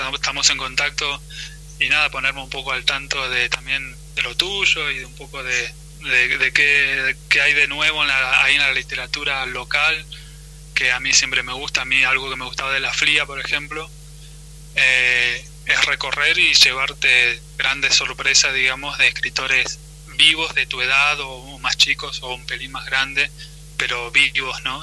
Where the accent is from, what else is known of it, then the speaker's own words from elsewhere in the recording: Argentina; como argentinos